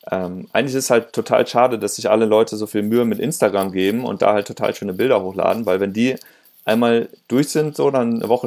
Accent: Rhineland, Germany; in meiner Heimat. Ich bin ja Rheinländer und ähm, immer, wenn ich da mal meine Eltern besuche

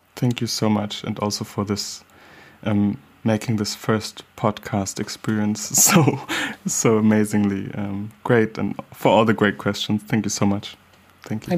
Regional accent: Hamburg, Germany; growing up in Hamburg, Germany, as a black child

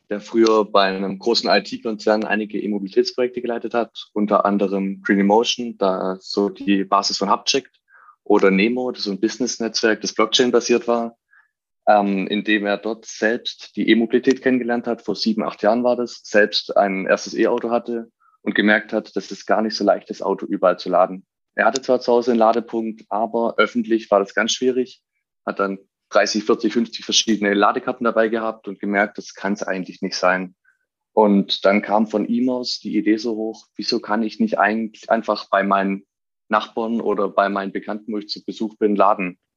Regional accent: Stuttgart, Baden-Württemberg, Germany; Ich bin als Stuttgarter selbst bei einem großen Automobilhersteller hier gewesen

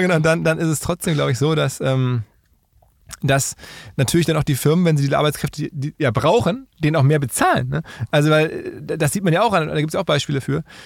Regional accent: Essen, North Rhine-Westphalia, Germany; Ich bin ja aus Essen

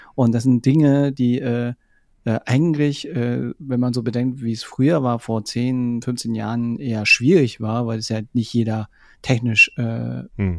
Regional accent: Munich, Bavaria, Germany; ich komme aus München

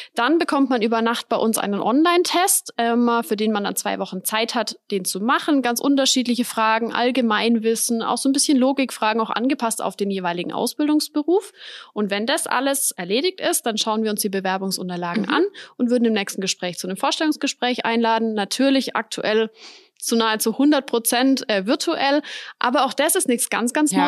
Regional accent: Weikersheim, Baden-Württemberg, Germany; ich bin in Weigersheim aufgewachsen, lebe dort bis heute

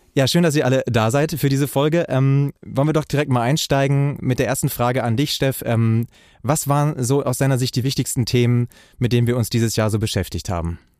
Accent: Bremerhaven, Bremen, Germany; in meine Heimatstadt Bremerhaven

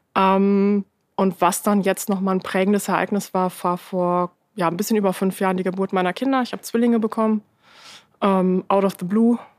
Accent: Lower Saxony, Germany; Ich bin in einer Kleinstadt in Niedersachsen aufgewachsen.

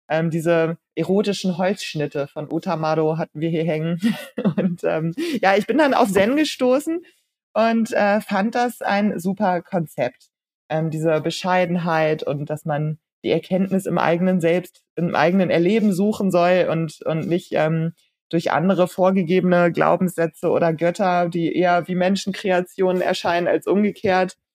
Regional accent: Hanover, Lower Saxony, Germany; born or raised there; moved away as an adult; also born or lived in Japan / England

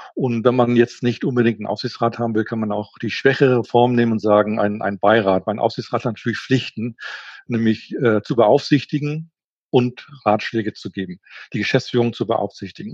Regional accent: Schleswig-Holstein, Germany; also born or lived in Hamburg; Ich komme aus Norddeutschland, genau gesagt aus Schleswig-Holstein, komme aus einer Handelsfamilie

